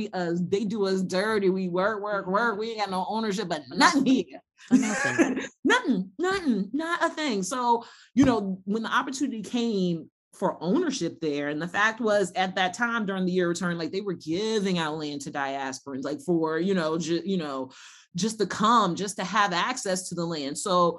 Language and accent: English; United States